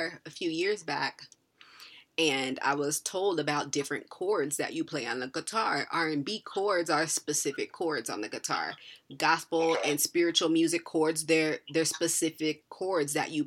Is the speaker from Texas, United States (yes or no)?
no; New Jersey, United States; moved away; growing up in New Jersey for a little bit, like, being around, like, Newark